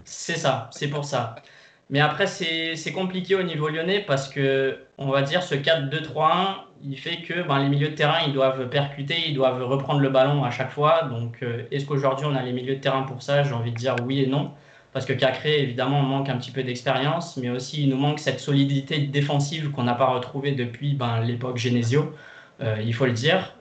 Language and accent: French; Brazil; je suis brésilien